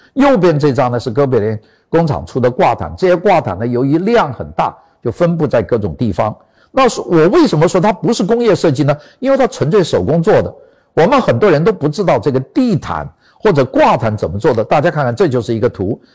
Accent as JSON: {"language": "Chinese", "country": "China", "said": "我们中国人"}